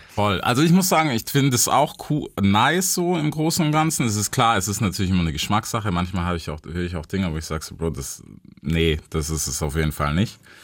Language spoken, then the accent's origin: German; United States; für mich als Amerikaner